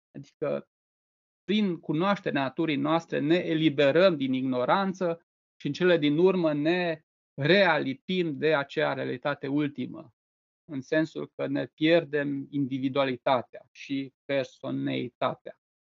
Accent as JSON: {"language": "Romanian", "town": "Reșița", "region": "Caraș-Severin County", "country": "Romania", "said": "eu sunt din Reșița"}